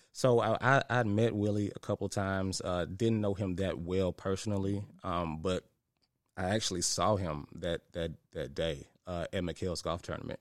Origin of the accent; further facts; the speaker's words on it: Memphis, Tennessee, United States; I'm from Memphis, so a product of the White Haven community.